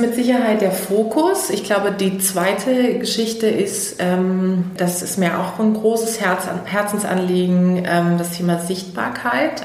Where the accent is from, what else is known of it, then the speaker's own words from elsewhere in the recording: Karlsruhe, Baden-Württemberg, Germany; moved away as an adult; also born or lived in Heidelberg; now in Berlin, Germany; Ursprünglich komme ich aus Karlsruhe, das ist eine kleinere Stadt, ca. 300.000 Einwohner. Da bin ich groß geworden